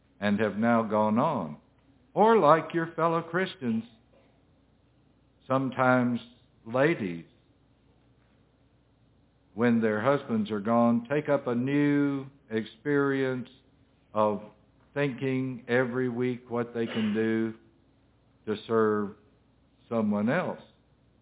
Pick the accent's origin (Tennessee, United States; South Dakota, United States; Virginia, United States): Tennessee, United States; Middle; I'm from Tennessee, Middle Tennessee